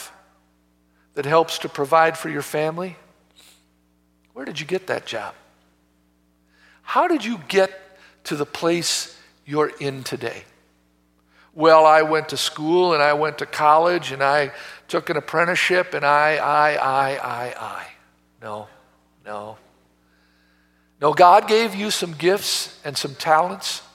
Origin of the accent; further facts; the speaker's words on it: Oak Creek, Wisconsin, United States; also born or lived in Milwaukee, Wisconsin; I was born in Milwaukee and raised in Oak Creek